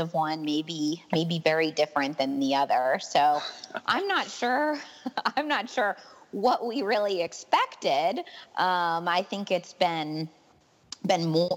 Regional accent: New York, United States; now in Gainesville, United States; I'm originally from New York State.

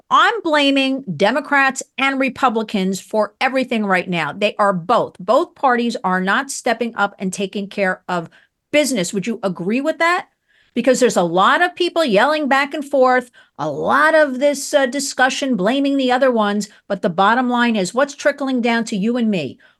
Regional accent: New York, United States; Why should I leave my hometown, right?

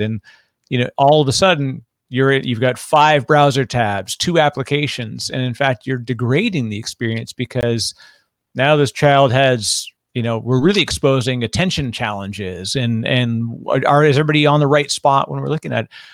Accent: Canada; now in United States; I'm Canadian originally, I'm living in the United States

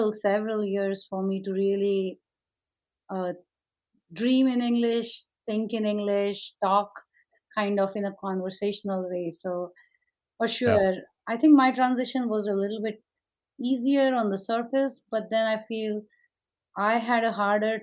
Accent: India; now in Oklahoma, United States; I grew up in India

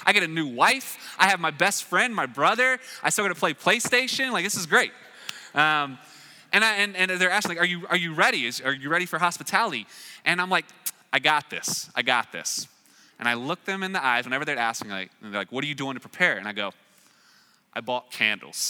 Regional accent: Raleigh, North Carolina, United States; moved away; I'm from Raleigh, North Carolina

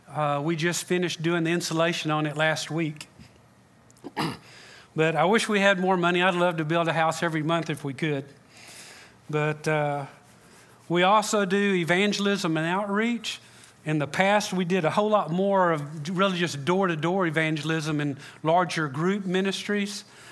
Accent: Freeport, United States; now in Matamoros, Mexico; I grew up in Freeport, but my wife and I are full-time missionaries in Matamoros, Mexico.

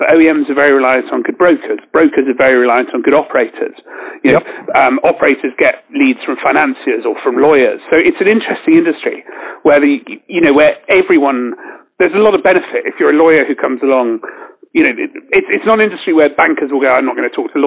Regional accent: United Kingdom; Obviously I'm British

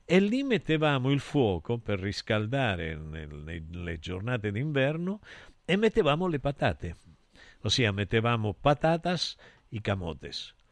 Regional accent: Rosario, Santa Fe, Argentina; Io sono del Rosario

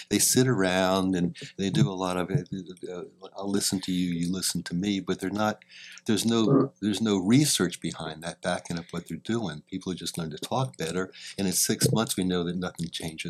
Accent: St. Petersburg, Florida, United States; I'm a northerner. Even though I grew up partly in St. Petersburg, Florida.

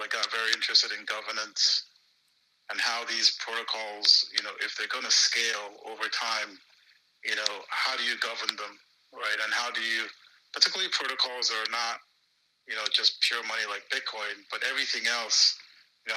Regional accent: Nigeria; moved away; growing up in Nigeria, you know, my dad was a banker for all his career

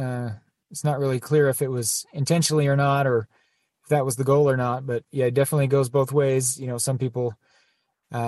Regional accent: Nephi, Utah, United States; where I grew up in Nephi is right in the canyon wind tunnel

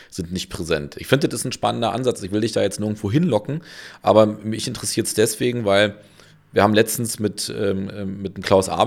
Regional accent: Berlin, Germany; ich bin Berliner, ja, und für mich war klar, ich bin äh, groß geworden, äh, also in Köpenick geboren, groß geworden in Marzahn

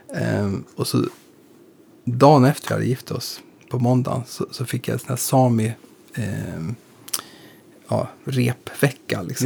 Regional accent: Eskilstuna, Södermanland, Sweden; moved away as an adult; now in Stockholm, Sweden; vi är från samma, vi är från Eskilstuna mm. och från Skogstorp

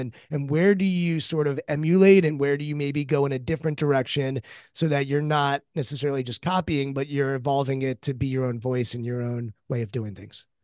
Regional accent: Washington, District of Columbia, United States; my childhood and growing up in Washington, D C

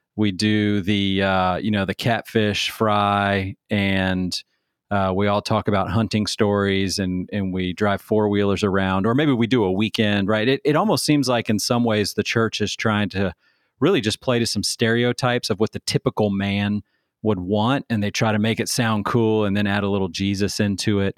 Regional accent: Manassas, Virginia, United States; growing up in Manassas, Virginia at the United Methodist Church

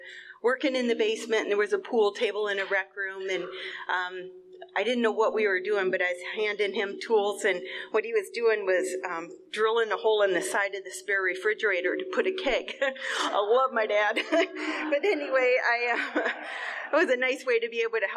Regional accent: Ohio, United States; moved away; I grew up back in Ohio

